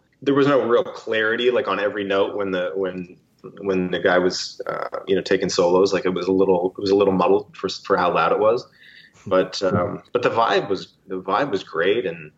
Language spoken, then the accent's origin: English; Canada; I'm Canadian